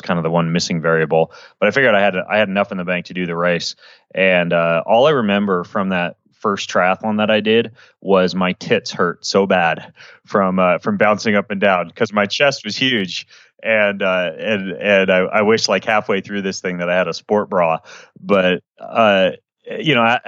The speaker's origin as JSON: {"language": "English", "region": "Idaho", "country": "United States", "tie": "born or raised there", "also_born_or_lived": "Washington", "moved": "yes", "said": "I grew up in Idaho"}